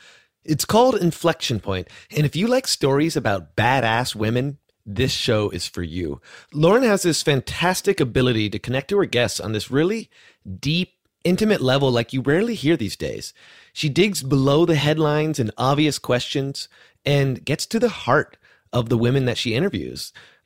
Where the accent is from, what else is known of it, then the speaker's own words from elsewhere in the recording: Bay Area, California, United States; where I grew up in the Bay Area.